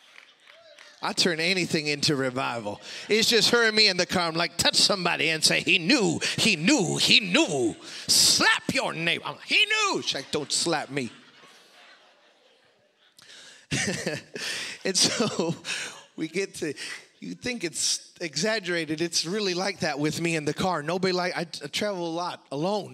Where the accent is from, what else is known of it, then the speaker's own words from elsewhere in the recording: Chicago, Illinois, United States; growing up in Chicago